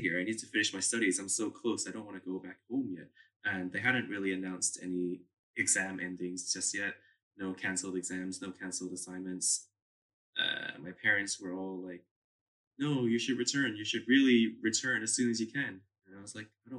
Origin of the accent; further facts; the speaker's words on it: Si Racha, Chonburi, Thailand; moved away as an adult; also born or lived in Edinburgh; I come from Thailand, and I come from a small coastal town called Sirachap